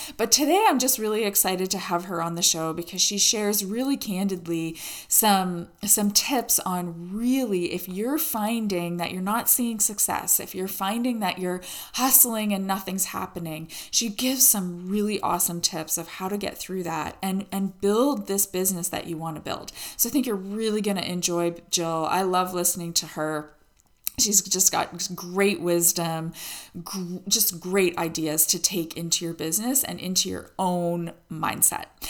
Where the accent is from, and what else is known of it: Canada